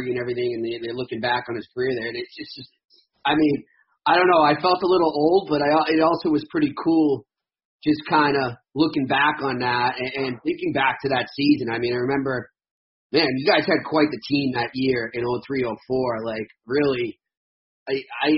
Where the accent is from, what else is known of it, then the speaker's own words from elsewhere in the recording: Arlington, Massachusetts, United States; I grew up in Arlington, Mass, and being a Bruins fan